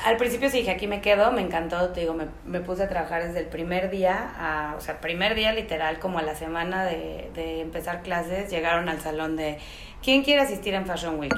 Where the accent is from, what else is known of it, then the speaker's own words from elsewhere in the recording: Xalapa, Veracruz, Mexico; moved away as an adult; also born or lived in Milan, Italy; now in Mexico City, Mexico; me vine a México, yo soy de Jalapa